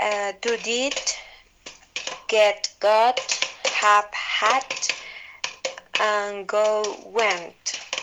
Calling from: Arequipa, Peru; I'm calling from Arequipa, Peru.

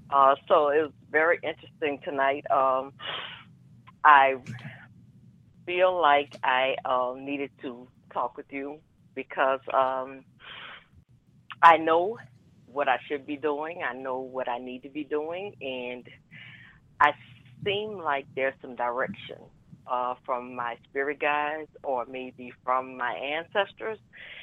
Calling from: New Orleans, Louisiana, United States; Hi. Hi, this is … from New Orleans.

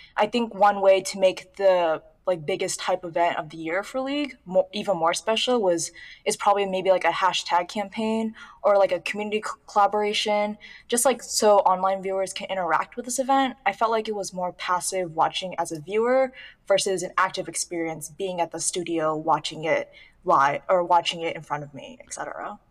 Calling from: Southern California, United States; I'm calling from Southern California

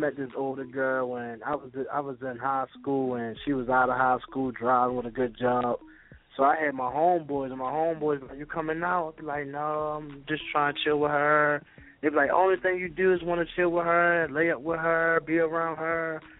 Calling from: Baltimore, Maryland, United States

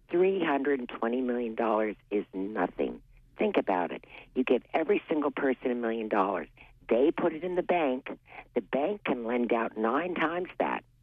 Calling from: Appleton, Maine, United States; Hi, Amy. It's … from Appleton.

